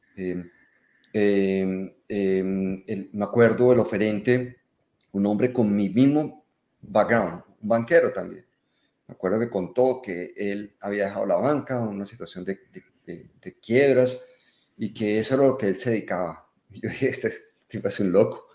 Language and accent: Spanish; Colombia; accent: Colombian; yo soy colombiano, por el acento es fácil distinguir